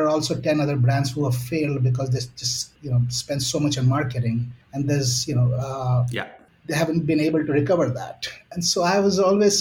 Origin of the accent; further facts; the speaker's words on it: India; moved away as an adult; also born or lived in Chicago, United States; being an Indian